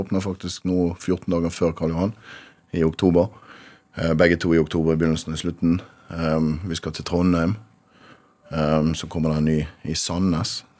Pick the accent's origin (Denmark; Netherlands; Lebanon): Netherlands; Rotterdam, South Holland; now in Bergen, Norway; Født i Rotterdam. Ja. Av eh, norske foreldre, begge to.